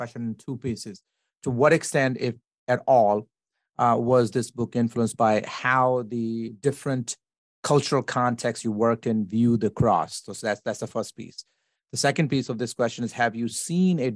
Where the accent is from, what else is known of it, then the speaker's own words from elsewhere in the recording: Pakistan; moved away; I come from Pakistan, so that's a collectivism type of culture